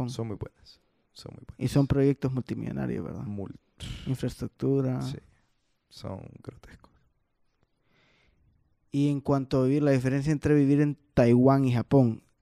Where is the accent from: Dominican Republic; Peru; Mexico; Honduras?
Honduras; Te das cuenta que sos un hondureño en una multinacional japonesa.